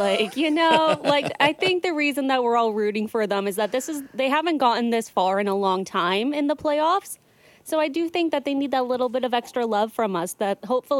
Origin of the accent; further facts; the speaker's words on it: Ontario, Canada; also born or lived in British Columbia; now in Vancouver, Canada; you know I'm like formerly an Ontarian. And I mean, as much as I do support the Canucks, this is where I live now. You can take the girl out of Ontario, but you can't take the Ontario out of the girl.